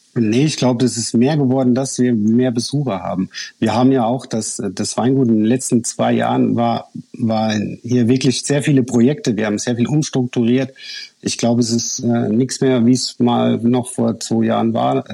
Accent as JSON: {"language": "German", "region": "Rhineland-Palatinate", "country": "Germany", "said": "als äh, Pfälzer"}